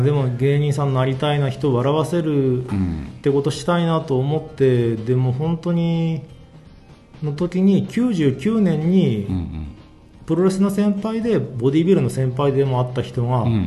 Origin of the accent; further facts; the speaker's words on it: Toyama, Japan; 富山に1日だけ休みもらって帰省して